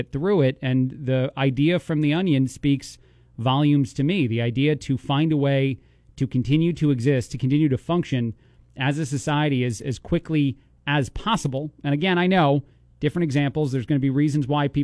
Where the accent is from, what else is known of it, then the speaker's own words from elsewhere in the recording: East Coast, United States; now in Bloomington, United States; being from the East Coast